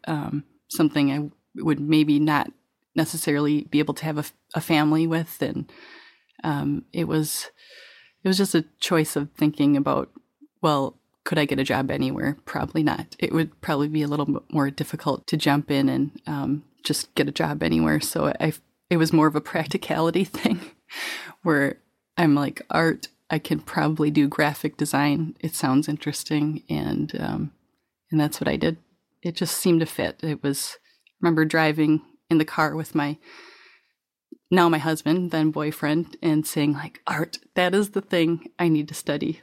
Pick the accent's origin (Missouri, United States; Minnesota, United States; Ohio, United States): Minnesota, United States; La Crescent; now in Wisconsin, United States; I grew up in La Crescent, Minnesota, which is the apple capital of Minnesota